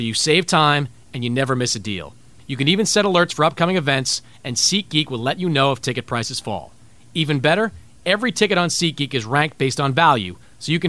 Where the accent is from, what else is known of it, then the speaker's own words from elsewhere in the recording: Northeast, United States; I'm from the Northeast